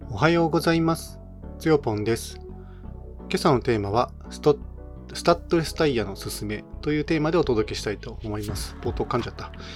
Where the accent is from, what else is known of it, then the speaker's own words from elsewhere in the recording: Niigata, Japan; now in Nagoya, Japan; 自分実はあの新潟出身